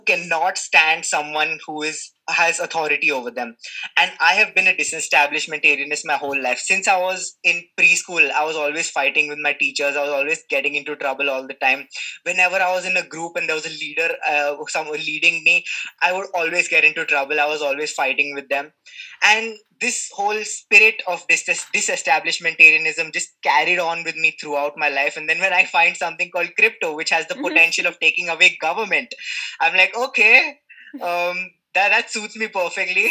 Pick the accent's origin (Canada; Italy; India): India; also born or lived in Mumbai; I'm from India. I'm in Mumbai